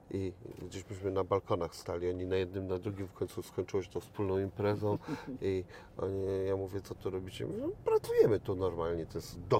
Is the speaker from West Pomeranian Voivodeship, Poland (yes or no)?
yes; Szczecin, West Pomeranian Voivodeship, Poland; A ja to mam e, totalnie, jako szczecinianin, no jak przejeżdżam przez granicę, coś we mnie